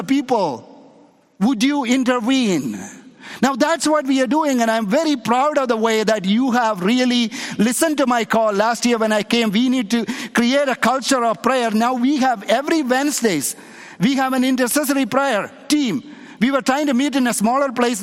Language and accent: English; India; moved away; in a little town in India where I was born, there is a Jewish community, there is a Jewish synagogue in my hometown in India.